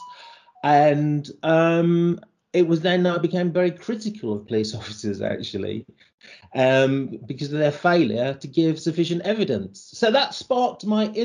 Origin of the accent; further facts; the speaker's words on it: rural Lincolnshire, East Midlands, United Kingdom; moved away; growing up in Lincolnshire, I was the only person of colour in that kind of very rural, white, working class environment